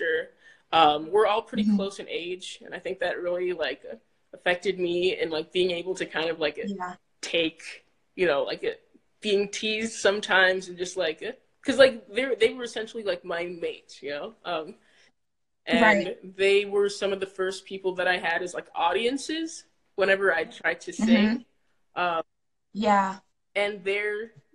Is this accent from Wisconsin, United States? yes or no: yes; Fitchburg, Wisconsin, United States; also born or lived in Schaumburg, Illinois; we moved over there when I was about 5 or so years old